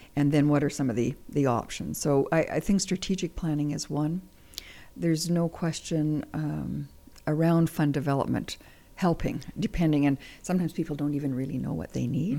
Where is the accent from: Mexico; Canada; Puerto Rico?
Canada; Manitoba; Manitoba's home. Manitoba's home.